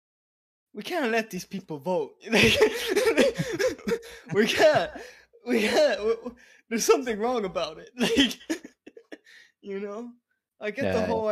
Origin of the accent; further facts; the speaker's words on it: United States; As an American